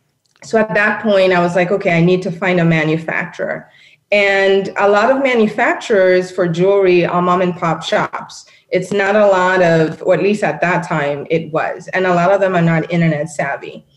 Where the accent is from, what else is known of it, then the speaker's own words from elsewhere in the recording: Nairobi, Kenya; moved away; I'm born and raised in Nairobi, Kenya, and I love my continent.